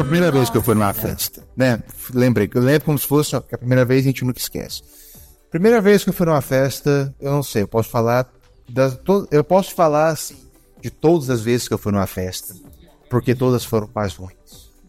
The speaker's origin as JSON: {"language": "Portuguese", "town": "Goiânia", "region": "Goiás", "country": "Brazil", "said": "Somos de Goiânia"}